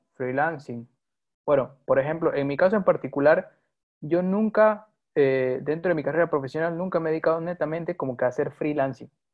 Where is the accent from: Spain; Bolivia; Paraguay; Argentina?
Bolivia; also born or lived in Santa Cruz; soy boliviano de nacionalidad. Eh, actualmente resido en la ciudad de Santa Cruz